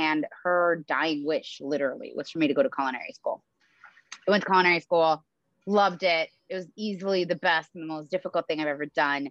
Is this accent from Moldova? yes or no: yes; Moldova; moved away; I was born in the former USSR. I was born in Moldova